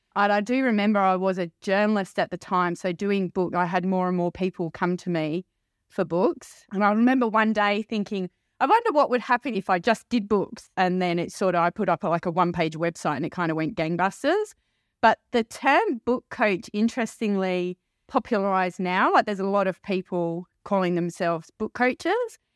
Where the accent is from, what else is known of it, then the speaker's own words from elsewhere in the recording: London, United Kingdom; I was born in a little town in London, not far from Wimbledon.